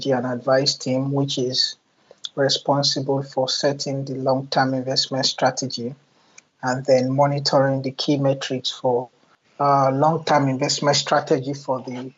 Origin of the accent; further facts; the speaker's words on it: Nigeria; moved away as an adult; now in United Kingdom; I'm a Nigerian.